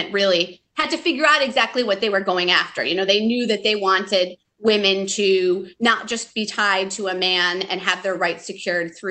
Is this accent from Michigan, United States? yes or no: yes; Michigan, United States; moved away as an adult; where I grew up in Michigan